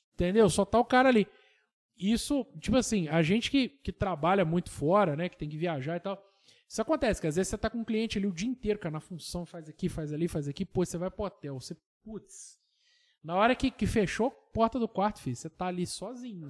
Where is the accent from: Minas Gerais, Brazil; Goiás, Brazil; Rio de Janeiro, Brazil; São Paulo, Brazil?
Minas Gerais, Brazil; Tocantins; eu sou de Tocantins, do lado de Rodeiro